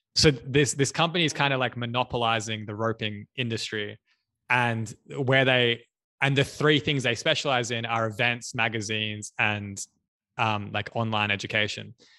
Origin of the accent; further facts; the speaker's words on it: Australia; I'm from Australia